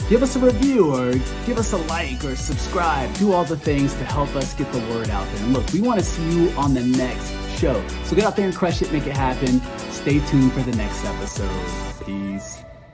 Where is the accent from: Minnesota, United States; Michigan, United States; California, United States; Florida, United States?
Florida, United States; now in Alaska, United States; that's my home state.